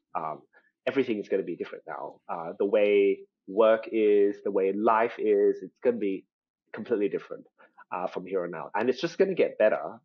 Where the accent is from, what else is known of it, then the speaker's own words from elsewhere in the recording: Australia; accent: Australian; my my Australian accent is actually like a part of a special sort of like subset. Um, so we call ourselves ABCs or Australian born Chinese.